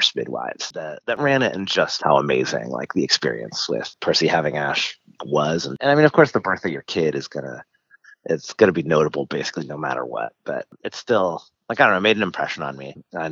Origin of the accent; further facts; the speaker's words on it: Guatemala; moved away; I'm from Guatemala, so I speak Spanish.